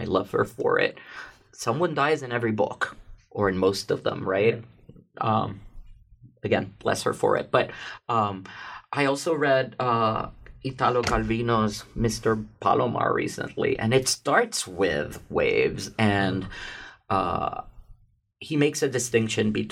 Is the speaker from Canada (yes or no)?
no; Puerto Rico; now in New York City, United States; I come from Puerto Rico. I grew up nearish a beach